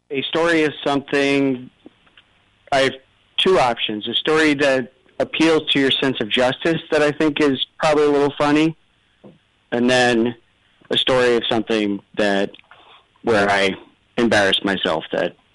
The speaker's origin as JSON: {"language": "English", "country": "United States", "said": "And I said, Listen, you dummy, I'm American."}